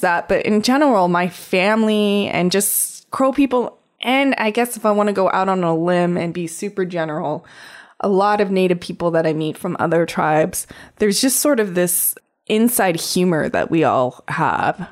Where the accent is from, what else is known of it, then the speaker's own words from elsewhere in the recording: Crow Indian Reservation, Montana, United States; I grew up on the Crow Indian Reservation.